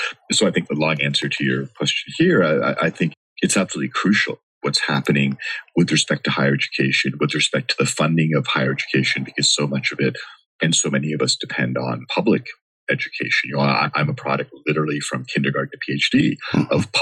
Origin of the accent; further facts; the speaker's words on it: Canada; moved away as an adult; now in Los Angeles, United States; I grew up in Canada